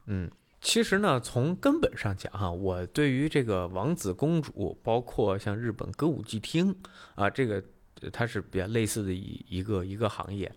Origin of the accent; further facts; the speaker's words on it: northern China, China; now in Singapore; 作为一个北方人的，可能稍微开朗了一些